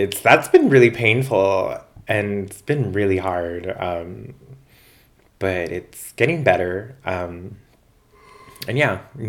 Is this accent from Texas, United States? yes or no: yes; El Paso, Texas, United States; moved away; I was from El Paso